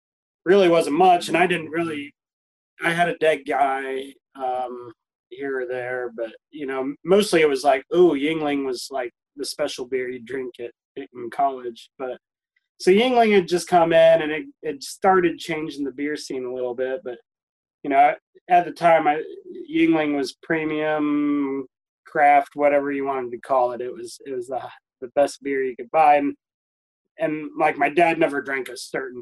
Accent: Elkins, West Virginia, United States; also born or lived in Montana; I grew up in Elkins, then went to WVU, and I came back home

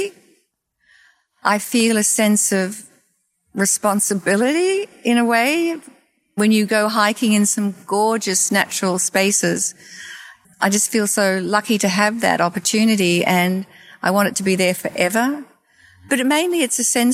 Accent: Australia; moved away as an adult; also born or lived in New York City, United States; now in Florida, United States; I grew up in Australia, and I grew up with vast open spaces

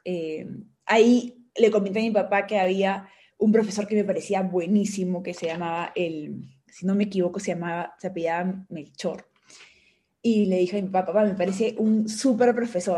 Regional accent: Peru; soy una peruana

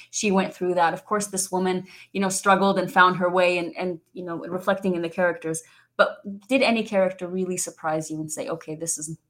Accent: Iraq; also born or lived in United Arab Emirates; now in United States; I, as an Iraqi and as an Iraqi based in the United States, where many Iraqis also assume that I have a US passport or I'm part American

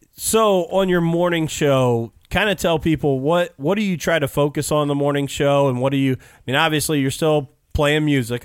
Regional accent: Mitchell Bedford area, Indiana, United States; growing up in the Mitchell Bedford area

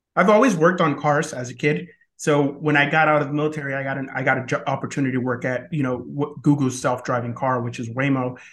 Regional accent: Cuba; now in United States; I was born in Cuba

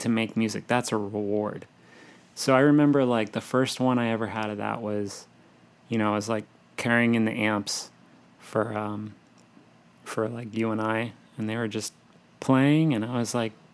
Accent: New Jersey, United States; I'm from New Jersey

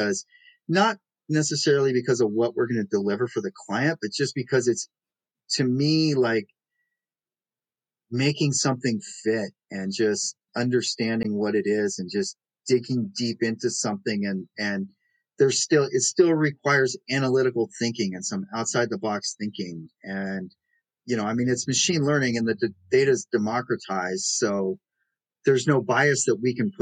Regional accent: Pacific Northwest, United States; now in New York City, United States; I'm originally from the Pacific Northwest

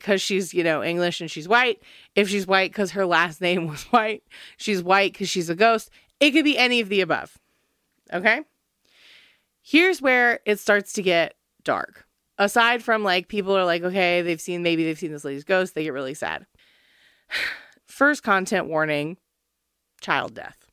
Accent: United States; I'm American

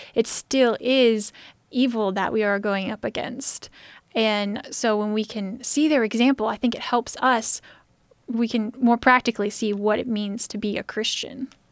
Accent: United States; As an American, I'm very comfortable with where I live

